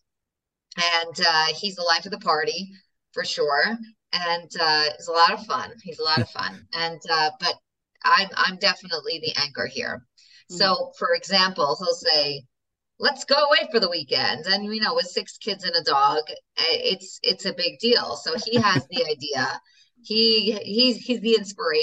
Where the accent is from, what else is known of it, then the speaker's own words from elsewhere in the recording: New York, United States; also born or lived in Moscow, Russia; now in Israel; I'm New Yorker. I'm sure you could hear it.